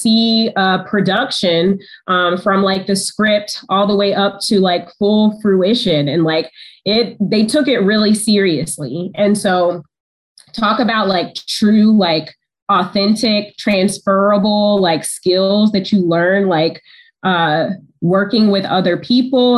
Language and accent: English; Georgia, United States; moved away as an adult; now in Detroit, United States; I'm from Georgia. So I went to the University of Georgia